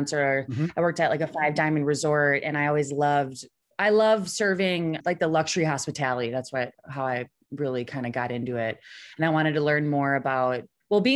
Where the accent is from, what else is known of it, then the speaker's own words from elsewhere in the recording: Wisconsin, United States; moved away as an adult; now in Denver, United States; I was originally from Wisconsin, and then I decided to move out to Denver